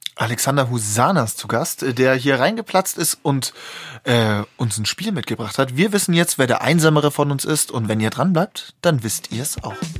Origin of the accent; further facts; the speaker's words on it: Germany; als Deutsche